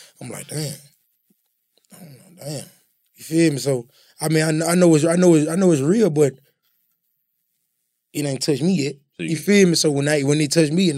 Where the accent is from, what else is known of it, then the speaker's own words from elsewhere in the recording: Tallulah, Louisiana, United States; moved away; also born or lived in Memphis, Tennessee; I'm from Louisiana, but I moved to Memphis